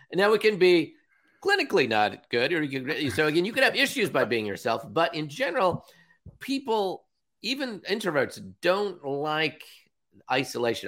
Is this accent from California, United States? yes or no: yes; Villa Park, California, United States; now in Seattle, United States; I grew up in Southern California